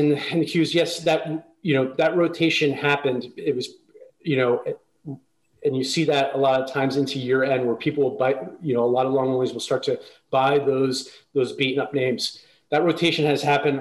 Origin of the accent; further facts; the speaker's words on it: New Jersey, United States; we moved around a little bit and I grew up mostly in New Jersey